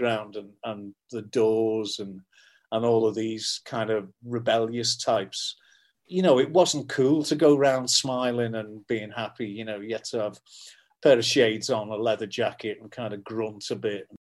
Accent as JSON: {"language": "English", "town": "Liverpool", "region": "North West England", "country": "United Kingdom", "said": "I'm from Liverpool"}